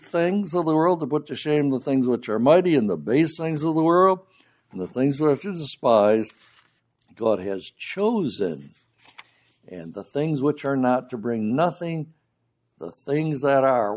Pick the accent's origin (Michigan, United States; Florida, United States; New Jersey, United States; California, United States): Michigan, United States; Grand Haven; When I was growing up in Grand Haven, Michigan, we had a couple of brothers in our assembly who were Gideons